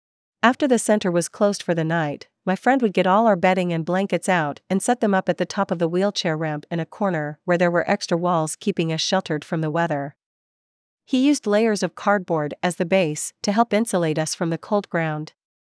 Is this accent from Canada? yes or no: yes; Vancouver, British Columbia, Canada; I was born and raised in Vancouver. I grew up in the Kitsilano area, and I graduated from Kitsilano High School.